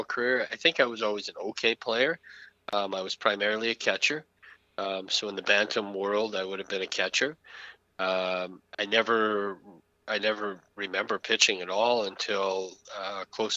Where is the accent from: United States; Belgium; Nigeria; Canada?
Canada; Stettler, Alberta; also born or lived in Slave Lake, Alberta; I was raised in Stettler and moved from Stettler in the 10th grade up to Slave Lake, Alberta.